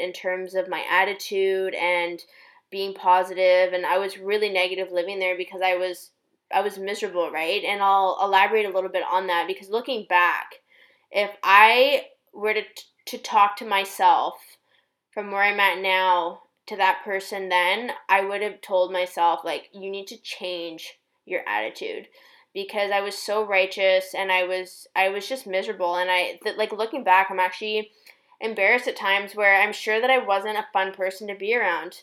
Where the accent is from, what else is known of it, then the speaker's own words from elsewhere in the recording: Canada; also born or lived in China; now in Toronto, Canada; my home country